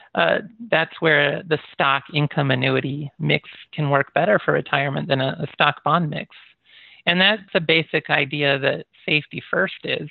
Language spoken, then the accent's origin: English; United States; also born or lived in Michigan / Iowa / Japan; I grew up in Michigan and Iowa